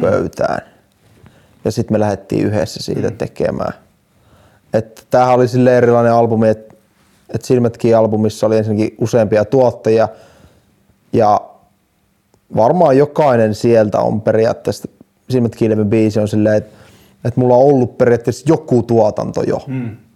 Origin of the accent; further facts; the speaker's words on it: Jyväskylä, Central Finland, Finland; now in Helsinki, Finland; mä oon Jyväskylästä